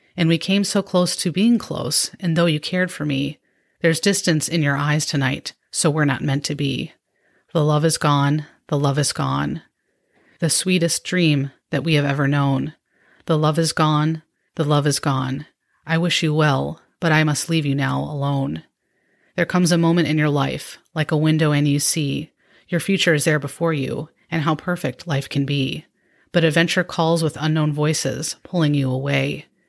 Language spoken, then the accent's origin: English; Midwest, United States; I'm from the Midwest